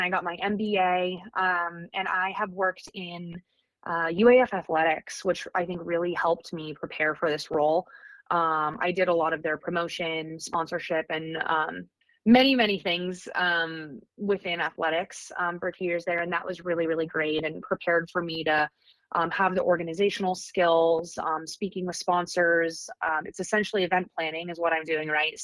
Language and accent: English; Fairbanks, Alaska, United States; I am born and raised in Fairbanks, Alaska